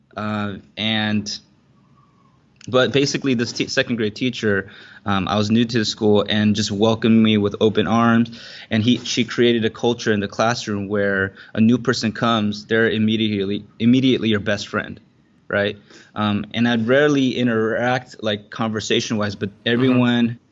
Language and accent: English; Southern California, United States; now in Singapore; I grew up in Southern California